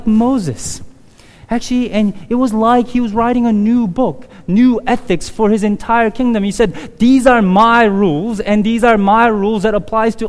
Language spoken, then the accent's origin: English; South Korea; moved away; in my neighborhood growing up in Korea in the early 80s